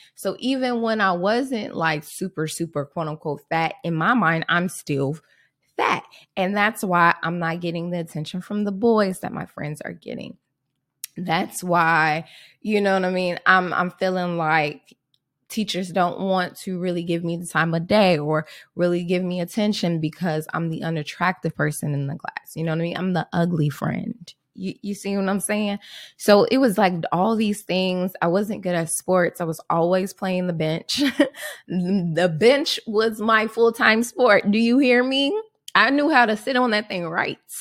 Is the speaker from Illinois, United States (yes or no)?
yes; Chicago, Illinois, United States; I grew up, um, Southside Chicago